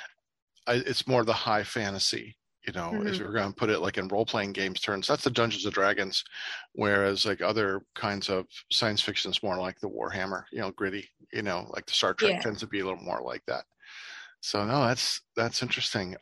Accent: Ohio, United States; I'm from Ohio

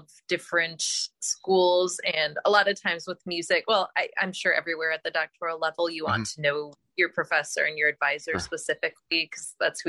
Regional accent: Wisconsin, United States; accent: Wisconsin; moved away as an adult; also born or lived in Illinois / Nebraska; now in Lincoln, United States; I'm from Wisconsin, but I'm living in Nebraska now.

